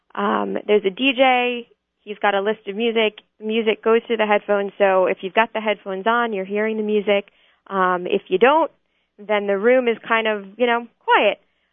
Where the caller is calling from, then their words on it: New York, United States; I'm actually calling from New York, but I will be in Israel for the event.